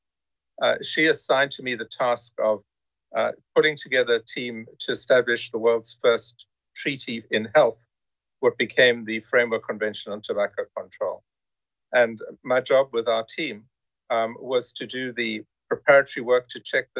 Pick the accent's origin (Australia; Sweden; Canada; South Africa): South Africa; moved away as an adult; also born or lived in United States; I'm originally from South Africa, still proudly South African, and also a US citizen